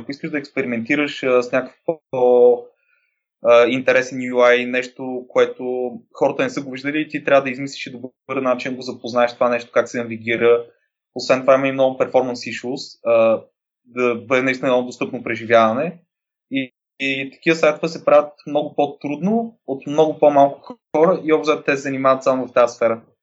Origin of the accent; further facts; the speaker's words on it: Varna, Varna Province, Bulgaria; moved away as an adult; now in Sofia, Bulgaria; На 27 години съм от Варна, но живея в София от 10 години